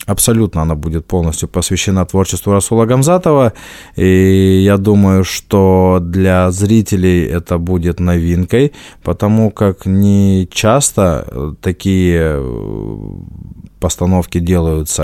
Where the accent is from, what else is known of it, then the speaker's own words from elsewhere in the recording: Dagestan, Russia; moved away; Дальше я дагестанец, а дальше я лезгин